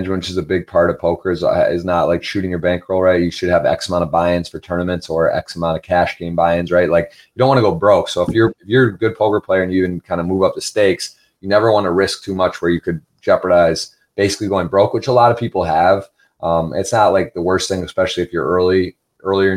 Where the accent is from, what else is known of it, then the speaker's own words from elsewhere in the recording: Ann Arbor, Michigan, United States; also born or lived in South Carolina / Baltimore; I was from Ann Arbor, Michigan